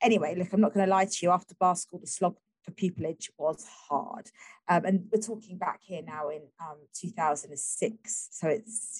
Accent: London, United Kingdom; I was growing up in East London

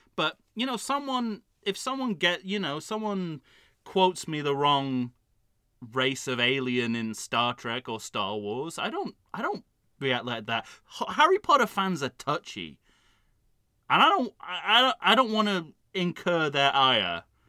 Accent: United Kingdom; I'm a British man who wears glasses.

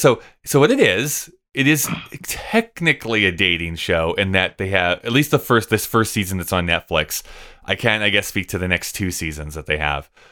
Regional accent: Canada; I'm Canadian.

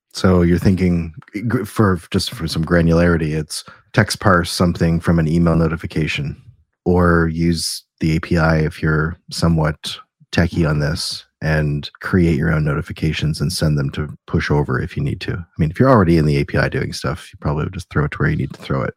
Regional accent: Canada; we're Canadian

